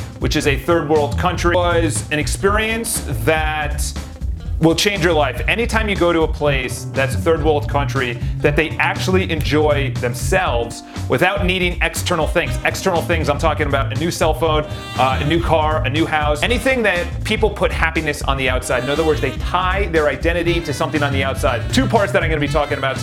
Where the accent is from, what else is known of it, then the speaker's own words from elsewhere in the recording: New York City, New York, United States; I come from New York City.